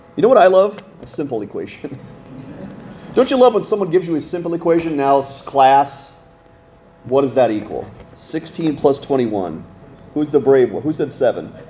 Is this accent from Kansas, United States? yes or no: no; Scranton, Pennsylvania, United States; now in Littleton, United States; we only lived two hours from New York City growing up in Scranton, Pennsylvania